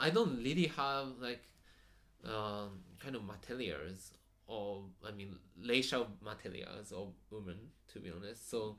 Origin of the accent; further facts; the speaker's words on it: Yokohama, Kanagawa, Japan; English is a second language; I'm from Yokohama